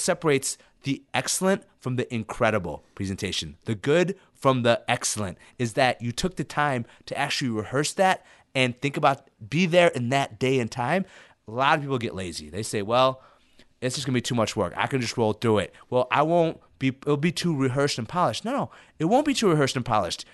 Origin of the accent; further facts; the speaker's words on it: Illinois, United States; English is a second language; also born or lived in Ethiopia / Sudan; I was resettled in, in, in Illinois when I was in first grade and learned English